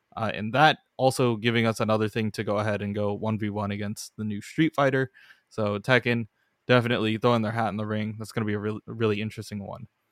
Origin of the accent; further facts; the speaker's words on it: California, United States; we're both from California